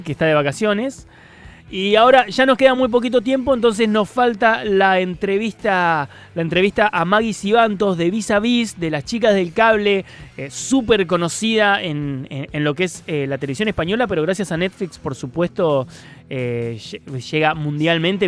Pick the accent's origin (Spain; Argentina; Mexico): Argentina; Córdoba; yo soy de Córdoba